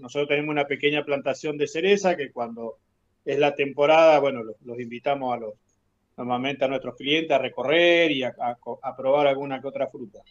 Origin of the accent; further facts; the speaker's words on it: Caleta Olivia, Santa Cruz, Argentina; moved away as an adult; now in Los Antiguos, Argentina; Somos oriundos de Caleta, Olivia